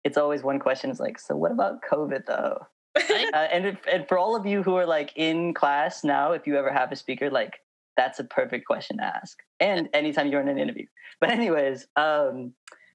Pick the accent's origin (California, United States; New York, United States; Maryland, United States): California, United States; Moraga; also born or lived in Berkeley; now in San Francisco, United States; I grew up in Moraga. It's like kind of between Oakland and Walnut Creek.